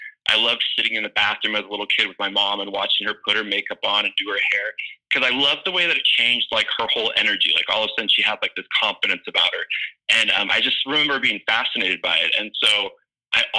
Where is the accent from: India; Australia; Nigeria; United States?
United States; Los Angeles, California; moved away as an adult; now in Nashville, United States; I'm like a total Southern California boy my whole life. I grew up there